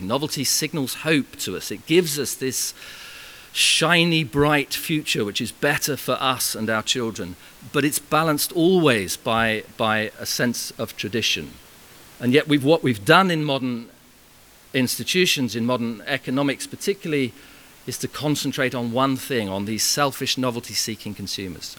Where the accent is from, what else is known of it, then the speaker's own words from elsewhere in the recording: Farnham, South East England, United Kingdom; my hometown in Farnham